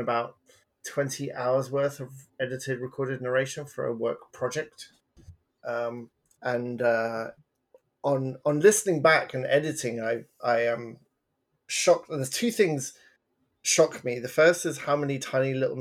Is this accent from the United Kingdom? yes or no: yes; England, United Kingdom; now in Canada; as an English person making jokes in Canada